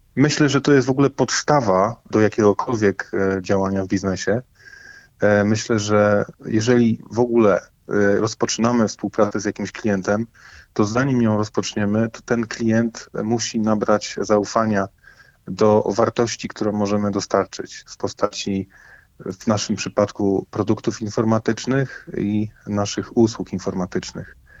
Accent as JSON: {"language": "Polish", "country": "Poland", "said": "My jesteśmy Polakami"}